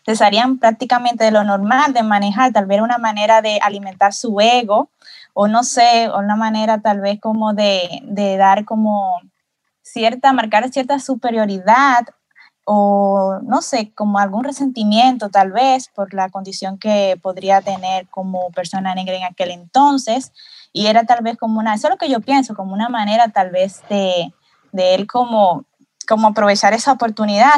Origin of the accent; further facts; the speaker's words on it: Dominican Republic; yo como soy de República Dominicana